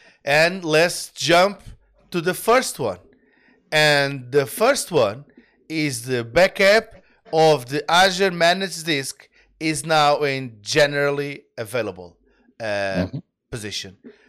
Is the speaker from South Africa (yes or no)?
no; Canada; We are, as a Canadian, we apologize in advance.